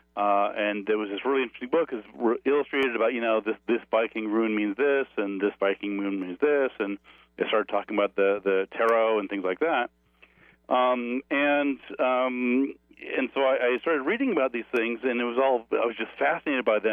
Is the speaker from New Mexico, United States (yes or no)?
yes; New Mexico, United States; I grew up here in New Mexico, where I am now.